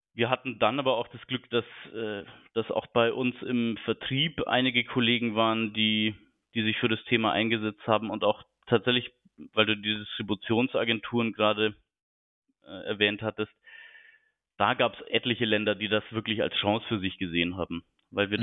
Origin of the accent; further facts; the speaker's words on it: Munich, Bavaria, Germany; moved away as an adult; now in Hamburg, Germany; bin 36 Jahre alt, gebürtiger Münchner